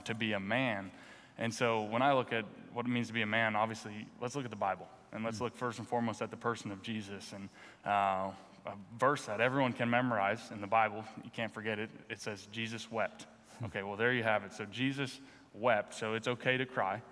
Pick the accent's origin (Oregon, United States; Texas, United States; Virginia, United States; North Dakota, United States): North Dakota, United States; moved away as an adult; also born or lived in Philadelphia; now in Washington, United States; I grew up in North Dakota